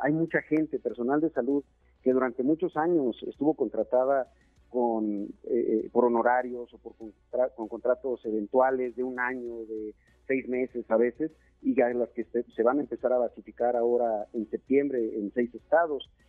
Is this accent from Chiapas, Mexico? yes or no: yes; Chiapas, Mexico; moved away as an adult; now in Mexico City, Mexico; somos chiapanecos, mi familia vive allá, Marifer, mis hijos, eh, mi casa está en Chiapas